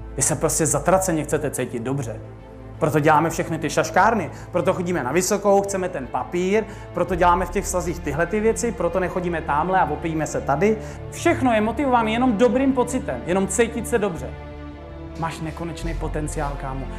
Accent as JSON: {"language": "Czech", "country": "Czechia", "said": "jsme tady u nás v Čechách"}